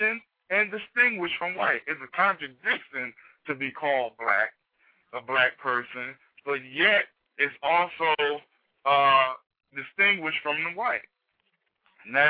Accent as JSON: {"language": "English", "town": "Jersey City", "region": "New Jersey", "country": "United States", "moved": "yes", "lives_now": "High Point, United States", "said": "I'm from Jersey City, New Jersey. I'm now residing in High Point, North Carolina"}